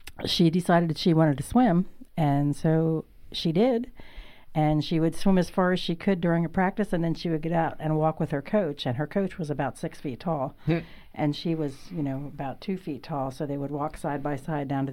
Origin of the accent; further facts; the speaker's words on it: Seven Stars, Pennsylvania, United States; I grew up in a very small town or village called Seven Stars, about a half an hour south of Sealands Grove